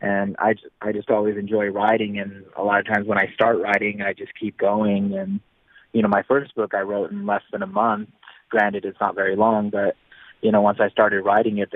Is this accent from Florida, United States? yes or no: no; Reno, Nevada, United States; in my hometown of Reno, Nevada